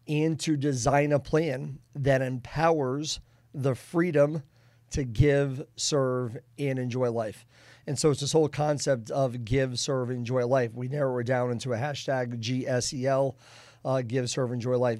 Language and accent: English; Boston, Massachusetts, United States; now in Kansas City, United States; I'm from the Boston area.